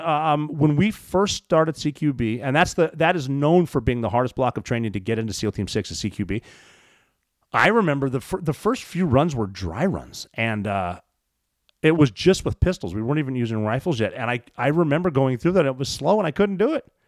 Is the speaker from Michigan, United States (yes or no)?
no; Montana, United States; I'm from Montana.